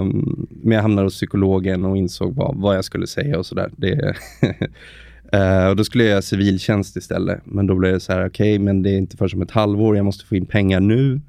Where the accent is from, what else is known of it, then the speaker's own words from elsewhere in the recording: Stockholm, Stockholm County, Sweden; Född och uppvuxen i Stockholm, 35 år